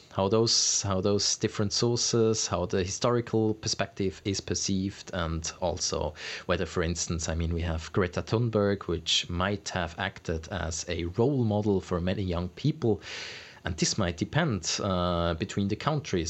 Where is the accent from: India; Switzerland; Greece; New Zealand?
Switzerland; in Switzerland